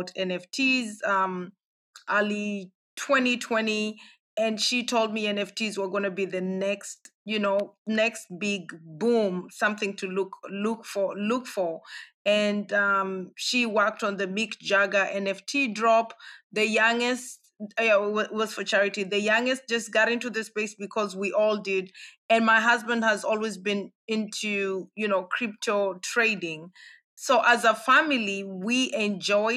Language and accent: English; Kenya; moved away as an adult; also born or lived in Europe; I grew up in Kenya, born and raised. I lived 18 years in Kenya